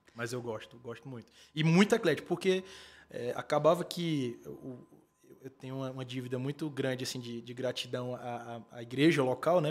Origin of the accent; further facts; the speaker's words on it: Padre Marcos, Piauí, Brazil; na minha infância, em Padre Marco, como vocês citaram, Padre Marcos é uma cidade de média de 5 mil habitantes